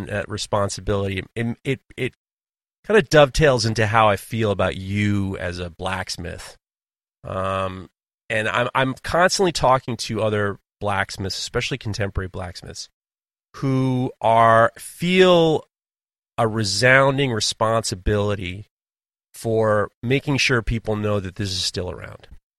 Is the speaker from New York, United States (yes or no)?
yes; New York City, New York, United States; also born or lived in Hudson Valley, United States; growing up in New York City, but also in the Hudson Valley, hunting was such a big part of our lives.